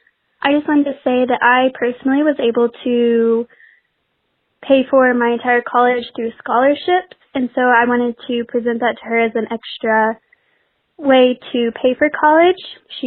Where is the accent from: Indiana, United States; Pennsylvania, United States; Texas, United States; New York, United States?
Texas, United States; Abilene; I'm from Abilene, Texas.